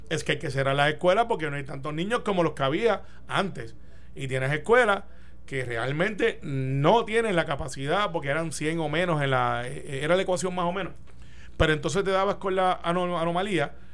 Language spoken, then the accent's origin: Spanish; Puerto Rico